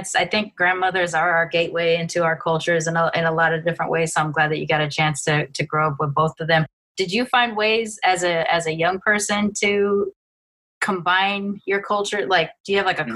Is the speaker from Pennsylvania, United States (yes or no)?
no; Long Beach, California, United States; moved away; I grew up in Long Beach during the early 90s